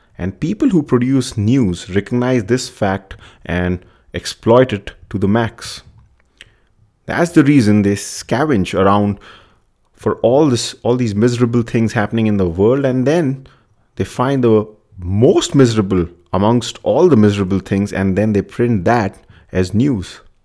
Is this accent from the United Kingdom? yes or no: no; India; I'm from India